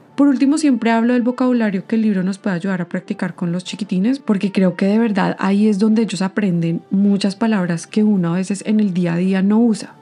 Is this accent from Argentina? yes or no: no; Colombia; now in Canada; yo soy colombiana